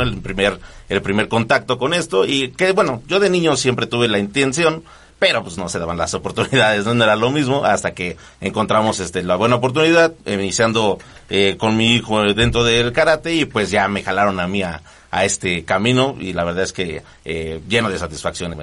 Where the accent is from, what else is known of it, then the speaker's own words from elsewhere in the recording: Nezahualcóyotl, State of Mexico, Mexico; somos de Nesa, Ciudad Nesa